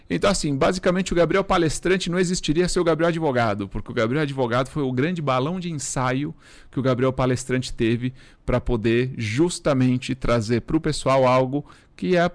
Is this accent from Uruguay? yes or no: yes; Uruguay; Portuguese is a second language; now in Brazil; eu sou estrangeiro. Muitas pessoas não sabem, eu sou, sou uruguaio. Uruguaio. Né? Então eu costumo falar que eu sou de uma família pobre de um país pobre.